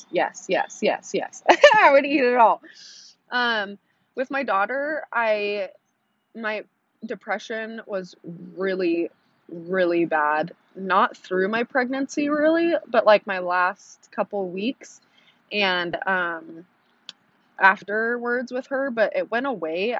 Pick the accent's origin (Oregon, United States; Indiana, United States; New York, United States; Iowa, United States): Oregon, United States; now in Texas, United States; I live in Texas, so it's a little different, but if you don't know where I'm from Oregon